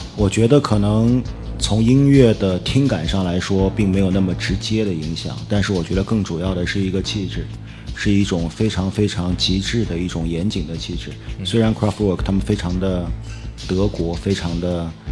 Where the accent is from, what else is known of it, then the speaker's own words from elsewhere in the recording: Nanjing, Jiangsu, China; moved away as an adult; also born or lived in Germany; now in Beijing, China; 在南京，我是南京人